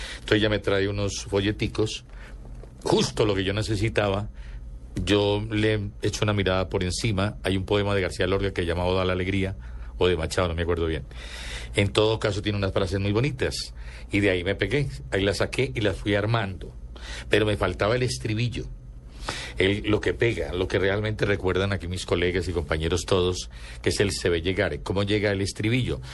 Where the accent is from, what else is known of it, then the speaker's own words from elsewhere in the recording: Antioquia, Colombia; yo soy antioqueño entonces quedaba muy paisa